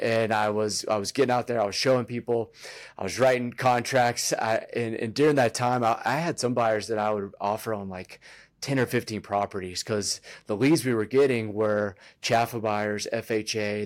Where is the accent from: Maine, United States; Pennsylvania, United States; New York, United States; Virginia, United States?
Virginia, United States; moved away as an adult; also born or lived in North Carolina; now in Colorado, United States; I grew up in Virginia